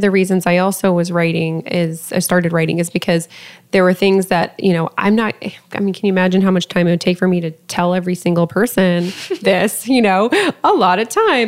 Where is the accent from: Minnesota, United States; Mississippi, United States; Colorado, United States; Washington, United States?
Colorado, United States; Lafayette; my hometown of Lafayette, Colorado